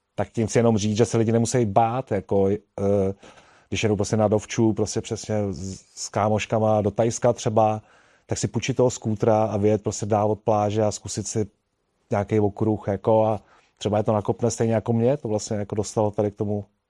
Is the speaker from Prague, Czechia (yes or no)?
yes; Prague, Czechia; jsem kluk z Prahy a vlastně tam eh, za mého dětství se nejezdilo na fichtlech